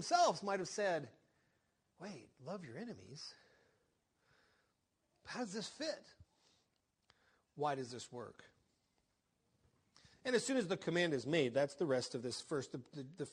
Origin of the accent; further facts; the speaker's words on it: Oklahoma, United States; I grew up in Oklahoma